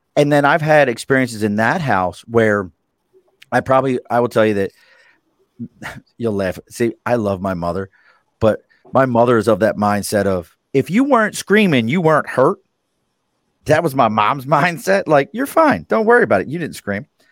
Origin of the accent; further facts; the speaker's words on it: Baltimore, Maryland, United States; now in New York, United States; I grew up in Baltimore City